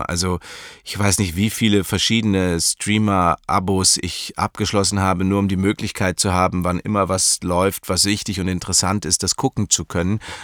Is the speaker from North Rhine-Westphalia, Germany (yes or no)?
no; Munich, Bavaria, Germany; Ich bin in München aufgewachsen